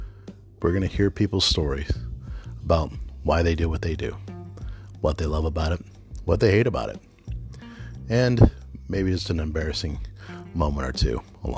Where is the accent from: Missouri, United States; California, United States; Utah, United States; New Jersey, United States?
Missouri, United States; St. Louis; now in Northern Kentucky, United States; I'm a chiropractor in the Northern Kentucky area. Now, I'm a transplant to Northern Kentucky because I'm originally from St. Louis